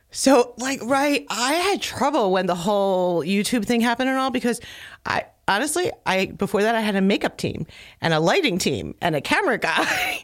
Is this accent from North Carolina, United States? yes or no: no; Philadelphia, Pennsylvania, United States; I grew up in, like, the first neighborhood out of Philadelphia